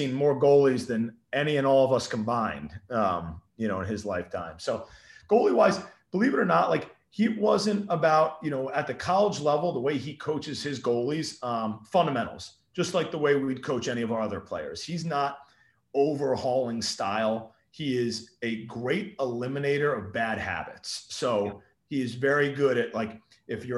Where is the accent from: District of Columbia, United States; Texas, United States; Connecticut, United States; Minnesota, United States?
Connecticut, United States; Darien; I came from Darien High School